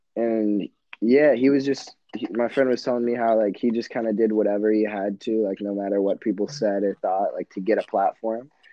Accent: Michigan, United States; I'm 17. I'm from Michigan

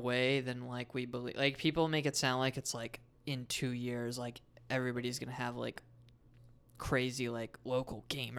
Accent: Canada; born there; I'm Canadian born.

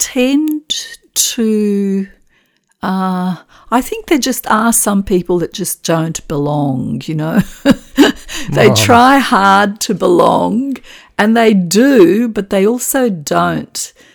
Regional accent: Australia; I am Australian, of Macedonian background.

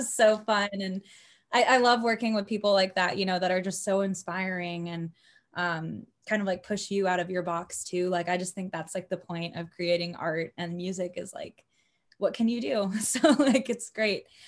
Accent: Cypress, Texas, United States; also born or lived in Los Angeles; I grew up in Cyprus

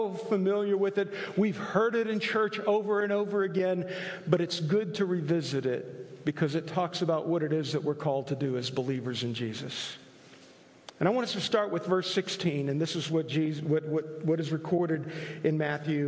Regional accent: Italy; moved away; I grew up in Italy

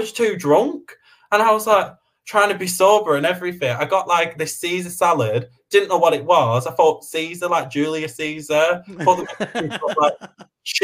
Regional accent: Preston, North West England, United Kingdom; I'm common. I'm from Preston

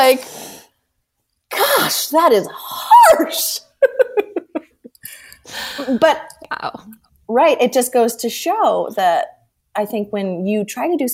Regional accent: Scranton, Pennsylvania, United States; I'm from Scranton

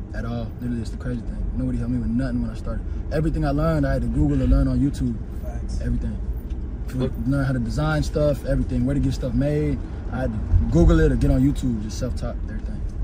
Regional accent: Atlanta, Georgia, United States; I'm from Atlanta

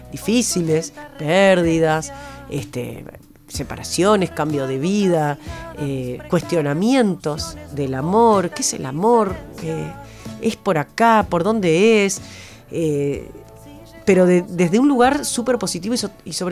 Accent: Paysandú, Uruguay; yo soy de Paysandú, me imaginaba una señora casada, con hijos, en Paysandú

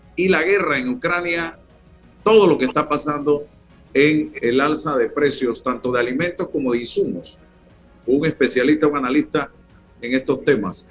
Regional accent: Panama; somos panameños

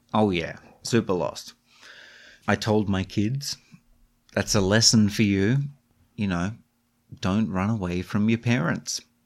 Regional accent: Australia; moved away; I grew up in Australia

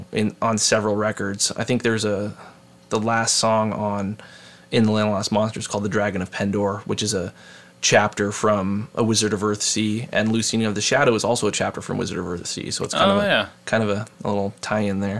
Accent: Seattle, Washington, United States; we're from Seattle

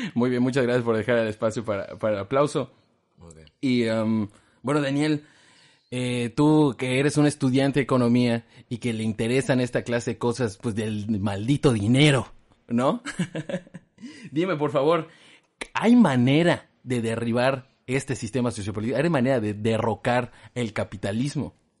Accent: Mexico; los mexicanos pudiésemos

